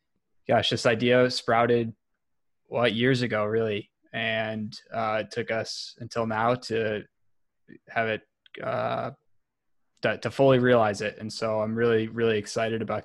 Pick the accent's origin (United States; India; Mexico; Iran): United States; Elyria, Ohio; I grew up in a small town just west of Cleveland, Ohio. It's called Elyria